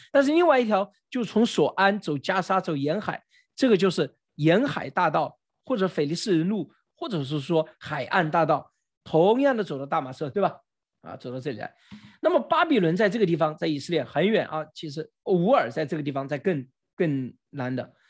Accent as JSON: {"language": "Chinese", "country": "China", "said": "我们中国人"}